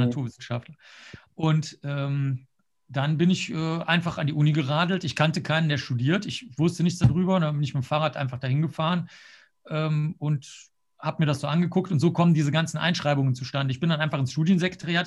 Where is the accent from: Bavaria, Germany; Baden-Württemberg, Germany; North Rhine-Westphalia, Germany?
North Rhine-Westphalia, Germany; Cologne; also born or lived in Rosenheim / New York; ich bin ja jetzt in Köln aufgewachsen